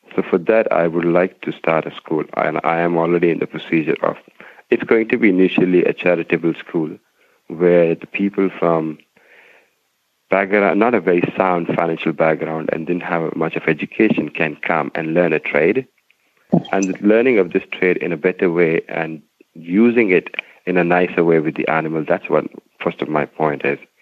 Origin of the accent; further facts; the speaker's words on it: Himachal Pradesh, India; now in New Delhi, India; I'm from basically from Himalaya, a North Indian uh, state called Himachal